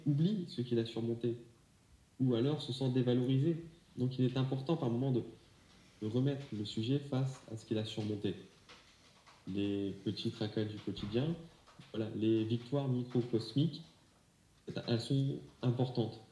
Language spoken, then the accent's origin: French; France; chez nous en France